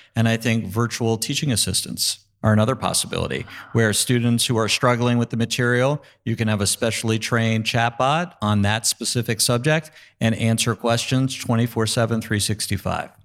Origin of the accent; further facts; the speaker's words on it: New York, United States; I'm a New Yorker as well